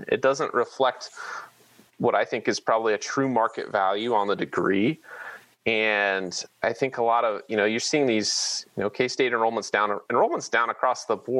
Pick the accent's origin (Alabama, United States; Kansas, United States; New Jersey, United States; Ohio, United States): Kansas, United States; Manhattan; I grew up in Manhattan, and this is a little different than just being a normal state resident